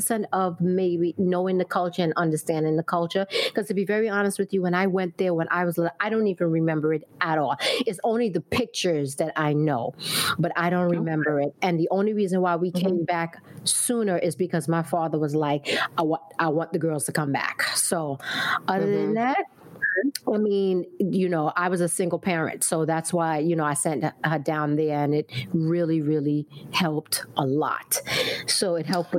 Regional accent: New York, United States; I was born in Brooklyn, raised in Brooklyn

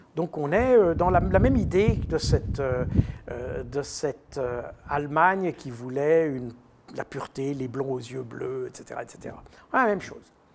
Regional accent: Switzerland; je suis suisse

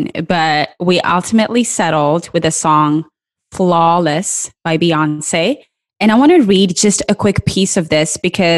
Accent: Kenya; also born or lived in Minnesota, United States; now in Iowa, United States; I live in the cornfields of Iowa. I was born and raised in Kenya. I spent about 2 years in Minnesota, and I've lived in Iowa for the rest of my American life.

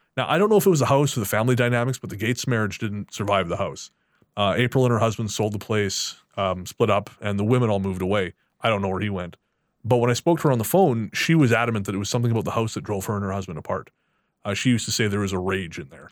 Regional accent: Revelstoke, British Columbia, Canada; Revelstoke's my, of course, yeah, it's my hometown

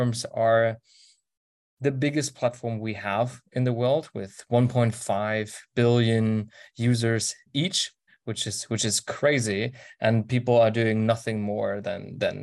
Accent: Germany; my hometown of 45,000 people

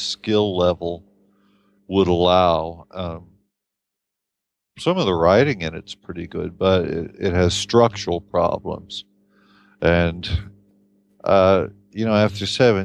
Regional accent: Appalachian Kentucky, United States; moved away as an adult; also born or lived in Boston, United States; now in Finland; I grew up in Appalachian Kentucky

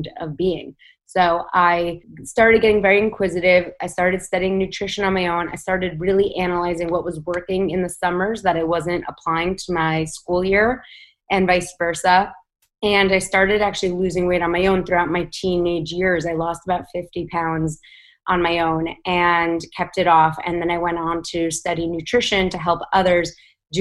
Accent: New York City, New York, United States; I grew up in New York City

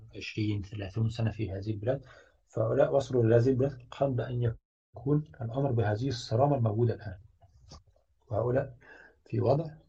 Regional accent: Egypt; moved away; also born or lived in Sweden; أنا كمهندس مصري

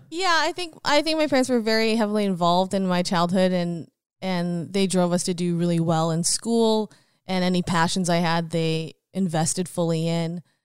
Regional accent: Richmond, British Columbia, Canada; moved away as an adult; also born or lived in Queen Charlotte Islands / Abbotsford; now in Fraser Valley, Canada; I grew up in Richmond

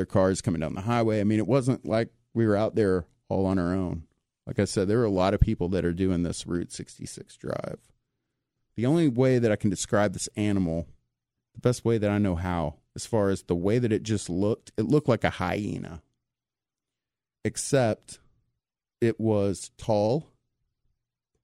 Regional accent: East Texas, United States; I'm from East Texas. I've been in the woods all my life

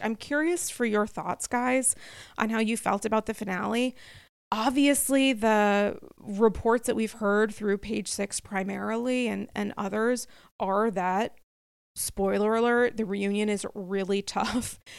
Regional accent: New York City, New York, United States; as a New Yorker

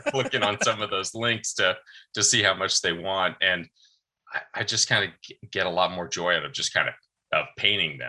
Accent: Arizona, United States; moved away as an adult; now in Washington, D.C., United States; I'm originally from Arizona, and we had moved from Arizona out to DC

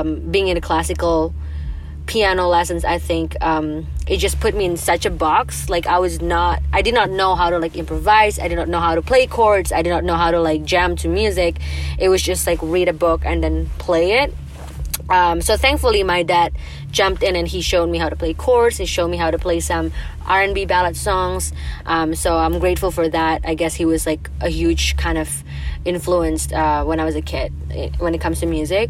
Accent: Jakarta, Indonesia; English is a second language; now in Toronto, Canada; I grew up in Indonesia, Jakarta

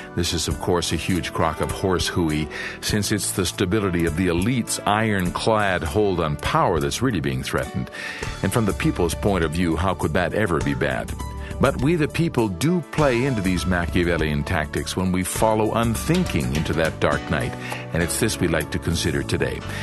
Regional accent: Canada; now in Brazil; Canada, I imagine, my home country

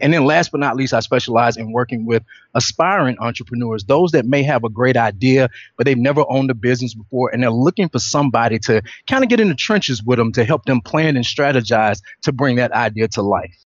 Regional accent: Atlanta, Georgia, United States; I'm originally from Atlanta, Georgia

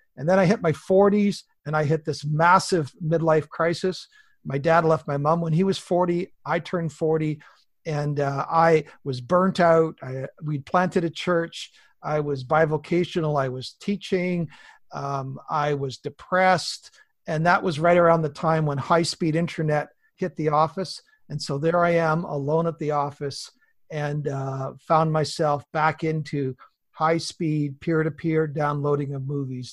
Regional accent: Southwest BC, British Columbia, Canada; I'm a Canadian farm kid. I was born in the big family up here, Southwest B C

